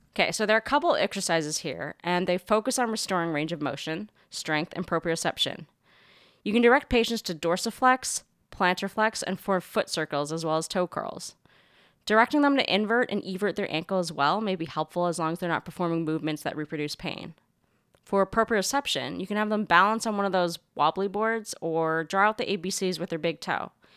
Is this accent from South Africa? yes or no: no; Canada; moved away; my home country's many contributions to modern medicine